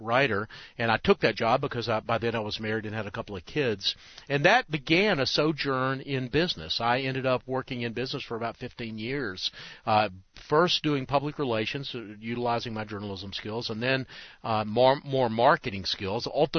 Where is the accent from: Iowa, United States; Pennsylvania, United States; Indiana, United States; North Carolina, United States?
North Carolina, United States; Charlotte; I founded a Christian newspaper in Charlotte, my hometown, called the Charlotte World.